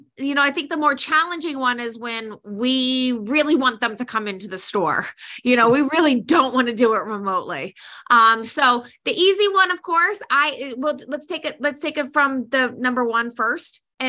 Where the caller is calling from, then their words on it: Minnesota, United States; I'm calling from Minnesota.